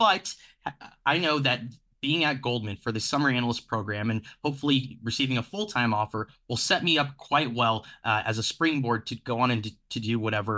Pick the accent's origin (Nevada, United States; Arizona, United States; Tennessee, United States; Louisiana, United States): Arizona, United States; Phoenix; So I grew up in Phoenix, Arizona. When I was deciding where to go to college, really, I come from a working class background